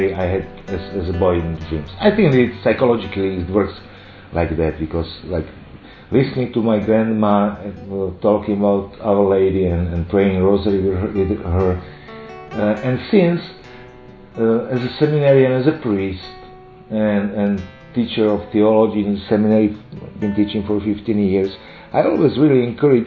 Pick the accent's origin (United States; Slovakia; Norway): Slovakia; I am a priest from Slovakia